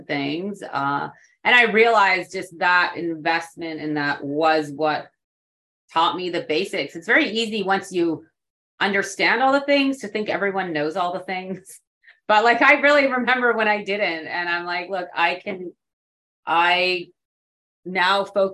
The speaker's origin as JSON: {"language": "English", "region": "West Coast of Canada", "country": "Canada", "also_born_or_lived": "New York City, United States", "moved": "as an adult", "lives_now": "San Antonio, United States", "said": "I am originally from the West Coast of Canada."}